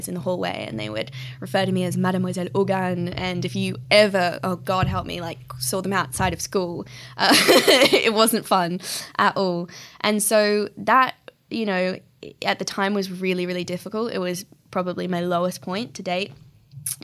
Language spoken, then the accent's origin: English; Australia; moved away; also born or lived in Bali, Indonesia; where I grew up in Australia is a really beautiful part of the world.